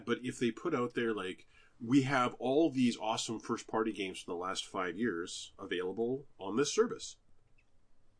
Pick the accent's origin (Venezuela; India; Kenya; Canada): Canada; we're both Canadian